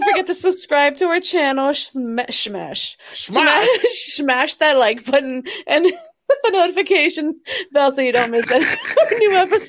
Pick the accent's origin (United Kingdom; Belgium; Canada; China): Canada; I'm Canadian.